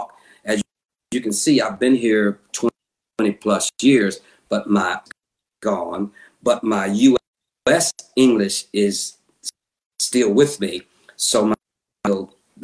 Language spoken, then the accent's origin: English; United States; now in England; I am black American